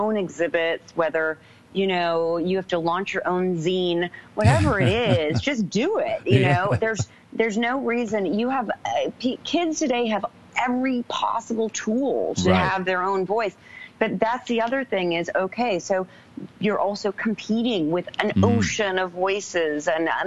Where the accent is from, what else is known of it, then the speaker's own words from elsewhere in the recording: New York, United States; moved away as an adult; also born or lived in London; I'm a photographer from New York